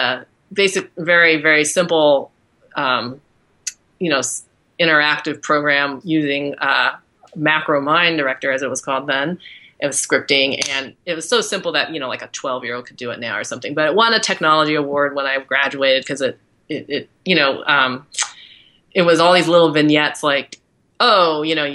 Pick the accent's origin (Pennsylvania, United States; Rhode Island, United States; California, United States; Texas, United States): California, United States; Agoura Hills; moved away as an adult; also born or lived in East Coast; now in Los Angeles, United States; I'm an LA girl. I grew up in Agora Hills. So I'm from Southern California